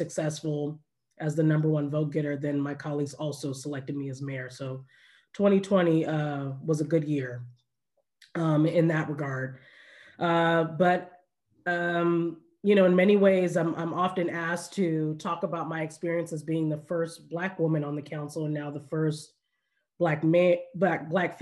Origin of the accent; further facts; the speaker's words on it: Orange County, California, United States; I grew up here in Orange County, you know, product of this area